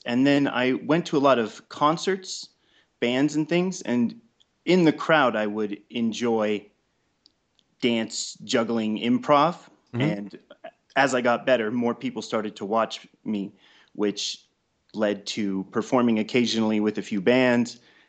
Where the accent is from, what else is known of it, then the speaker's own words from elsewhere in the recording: California, United States; also born or lived in Colorado Springs; I was born in Colorado Springs and then moved to California really early. And then I've lived in several different cities, such as Santa Barbara as a child, and then the Bay Area, Foster City, San Francisco area, Sacramento.